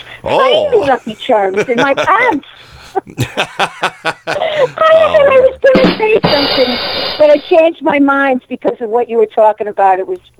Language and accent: English; Connecticut, United States; now in Delaware, United States; I'm calling from Connecticut. I'm in my childhood home. I'm still at mom's.